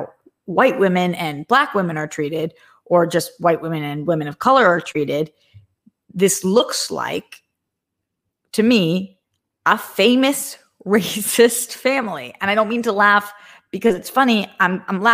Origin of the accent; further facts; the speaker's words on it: United States; I was born in America. I am American.